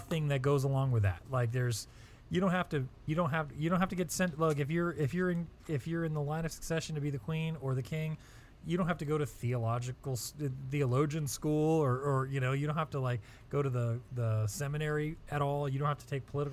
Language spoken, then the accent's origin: English; United States; As an American